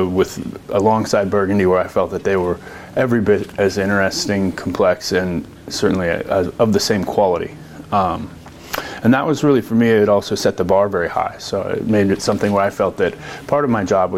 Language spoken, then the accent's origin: English; Silverton, Oregon, United States; also born or lived in Los Angeles; I grew up over by Silverton on the east side of the valley, moved to Los Angeles to go to college